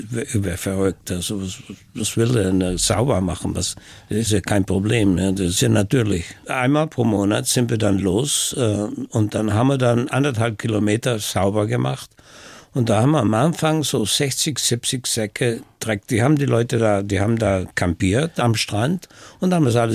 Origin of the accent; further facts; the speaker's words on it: Brixen, Trentino-Alto Adige, Italy; Ich bin in Brixen in Südtirol aufgewachsen. Und in der Gegend gab es eine Brücke und die wurde dann von den Amerikanern natürlich zerstört. Und die ganze Stadt war zerstört.